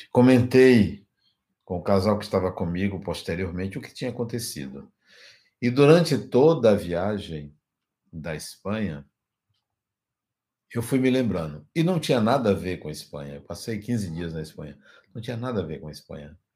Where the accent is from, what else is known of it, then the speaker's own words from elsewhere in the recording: Ashfield, Massachusetts, United States; born there; also born or lived in Leipzig, Germany; Fui ao estado de Massachusetts, Massachusetts, fui à cidade onde nasci, Ashfield, fui à prefeitura, busquei registros, busquei informações